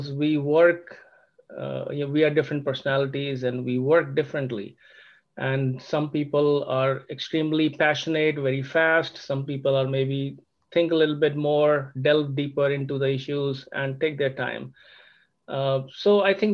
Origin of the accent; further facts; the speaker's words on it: India; moved away as an adult; also born or lived in Germany; now in Sugar Land, United States; I'm actually originally from India. I have studied in India